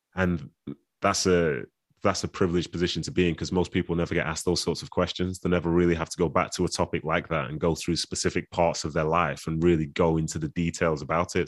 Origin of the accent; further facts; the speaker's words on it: Manchester, North West England, United Kingdom; also born or lived in Nigeria; even though I'm raised here, and I understand the culture here